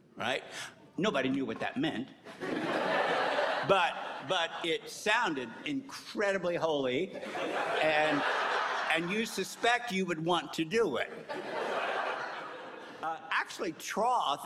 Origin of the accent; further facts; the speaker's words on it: Kentucky, United States; moved away; also born or lived in New Hampshire; I grew up in Kentucky